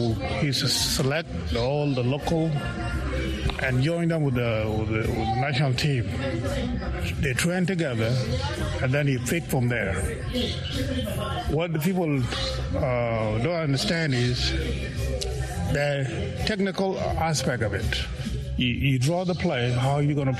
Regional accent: South Sudan; Our makeup, physical makeup in South Sudanese, we are tall people.

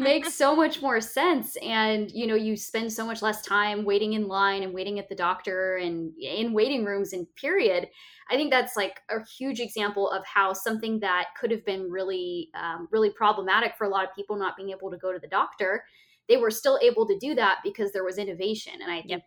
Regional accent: Bend, Oregon, United States; moved away; which is in my my home state, not my home state anymore, but where I'm from in Bend, Oregon

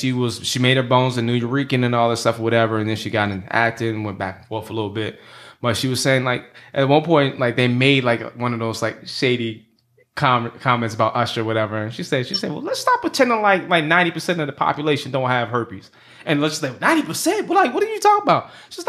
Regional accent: the South, United States; Slim and I are also from the South. Thank you. We're beneath the Mason-Dixon.

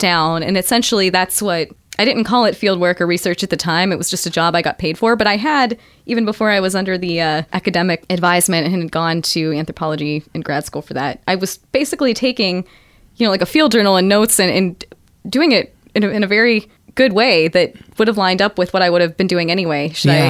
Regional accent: Southwest Pennsylvania, United States; moved away; also born or lived in Chicken, Alaska; I'm from Southwest Pennsylvania

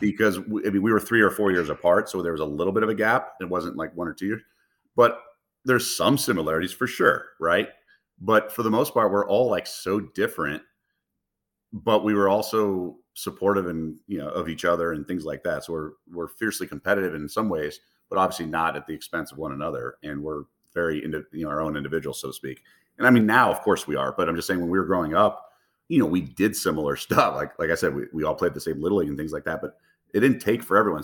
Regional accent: Los Angeles, California, United States; moved away; I grew up in the Los Feliz neighborhood

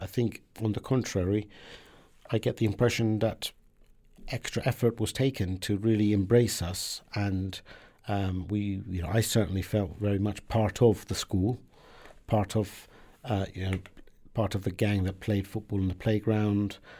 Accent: Southampton, South East England, United Kingdom; English is a second language; also born or lived in Iran; When I came to the U K when I was seven

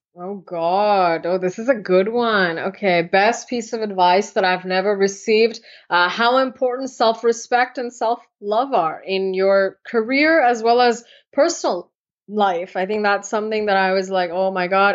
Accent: United States; also born or lived in India; I'm also very American

